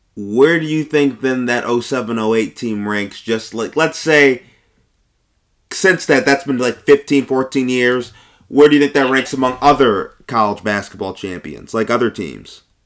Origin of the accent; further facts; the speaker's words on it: Buffalo, New York, United States; I'm from Buffalo